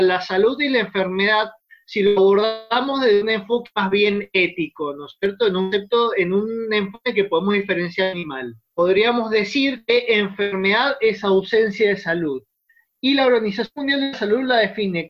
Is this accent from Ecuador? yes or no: no; Mendoza, Argentina; nosotros que somos de Mendoza